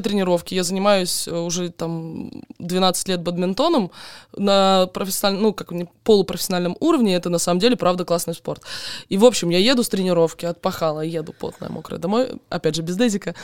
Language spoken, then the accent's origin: Russian; Donetsk Oblast, Ukraine; moved away as an adult; also born or lived in Crimea; now in Moscow, Russia; Я украинка, я родилась, короче, я родилась на Украине, я выросла в Донецкой области